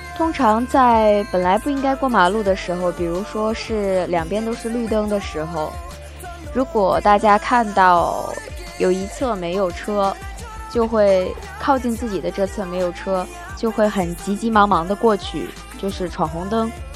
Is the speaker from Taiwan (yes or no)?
no; Northeast China, China; now in Shenzhen, China; 我老家东北，有很多红红火火的卖春联啊、卖福字啊、灯笼这样的